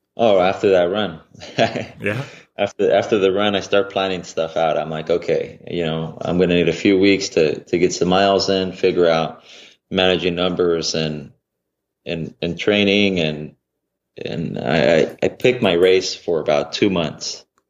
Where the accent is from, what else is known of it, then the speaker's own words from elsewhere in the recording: about 35 minutes from Fresno, California, United States; it was just about actually 35 minutes from my hometown